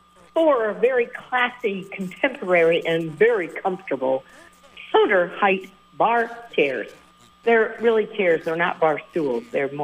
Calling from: Middlebury, Vermont, United States; from Middlebury.

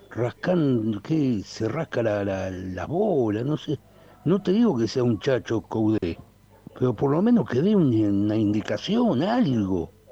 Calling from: Chubut, Argentina; provincia de Chubú.

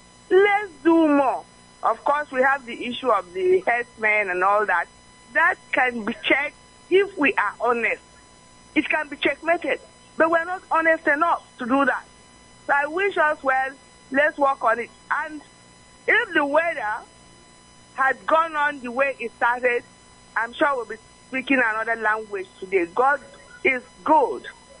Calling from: Delta, Nigeria; I'm reaching you from Ila Delta State.

